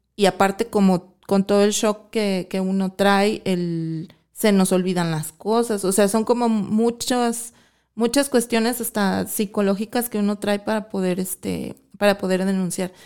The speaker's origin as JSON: {"language": "Spanish", "region": "Mexico City", "country": "Mexico", "moved": "as an adult", "lives_now": "Guadalajara, Mexico", "said": "soy de la Ciudad de México, me vine yo a los 18 años a estudiar para acá y pues ya, me quedé aquí en, Guadalajara"}